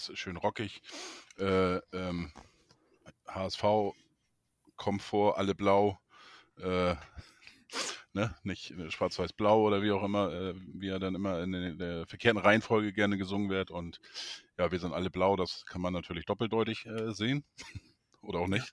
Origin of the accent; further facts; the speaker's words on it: Neustadt in Holstein, Schleswig-Holstein, Germany; moved away; Aus meiner Geburtsstadt, Neustadt in Holstein